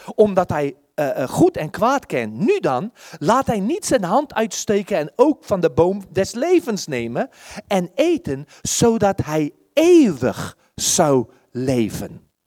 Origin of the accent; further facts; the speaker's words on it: South Africa; Dutch is a second language; now in Netherlands; ik kom uit Zuid-Afrika